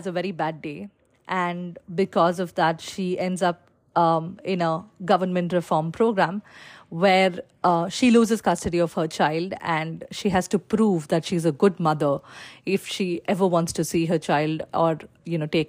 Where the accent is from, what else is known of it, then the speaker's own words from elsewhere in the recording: Palakkad, Kerala, India; I am joining you today from Palakkad, Kerala, which is my hometown